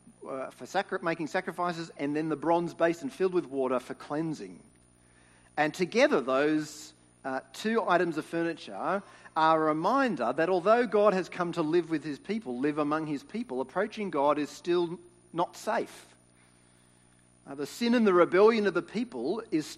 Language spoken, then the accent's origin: English; Sydney, New South Wales, Australia; When I was growing up in New South Wales, we would go camping as a family